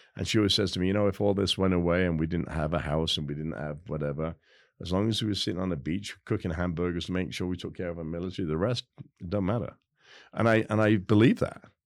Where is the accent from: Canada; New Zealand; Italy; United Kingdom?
United Kingdom; England; now in United States; I am so proud as an English guy.